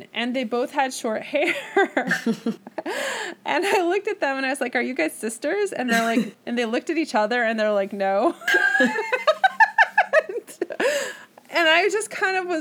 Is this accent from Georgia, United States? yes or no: no; St. Paul, Minnesota, United States; moved away as an adult; also born or lived in San Francisco, California / Sacramento, California; now in Los Angeles, United States; St. Paul, actually